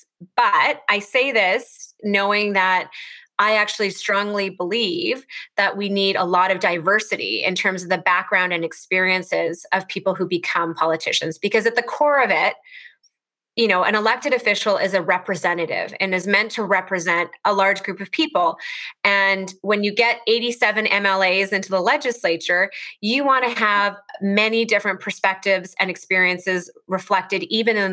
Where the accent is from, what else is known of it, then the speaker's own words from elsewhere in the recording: Edmonton, Alberta, Canada; also born or lived in Toronto; I grew up here in Edmonton